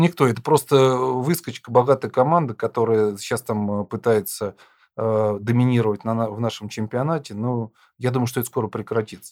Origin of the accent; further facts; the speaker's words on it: Lipetsk, Lipetsk Oblast, Russia; Я сам родом из Липецка